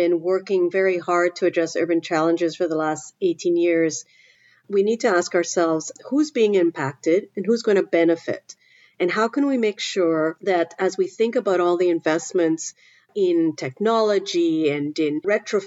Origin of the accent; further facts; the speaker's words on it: Trinidad & Tobago; now in Canada; I grew up in the Caribbean in Trinidad